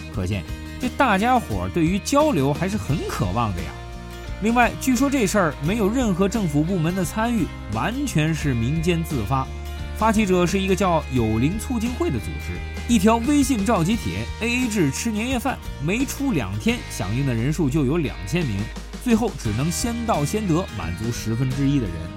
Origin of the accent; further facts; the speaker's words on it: China; 我们中国人